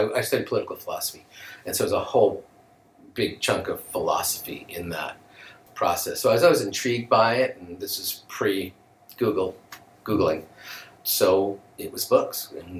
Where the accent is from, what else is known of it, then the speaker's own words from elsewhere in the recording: New York, United States; there was a school strike growing up in New York. And so my parents sent me to Kfar Silva in Ashkelon.